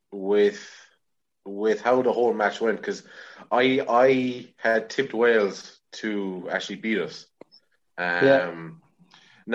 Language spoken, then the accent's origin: English; Limerick, Munster, Ireland; I am 24. I am from Limerick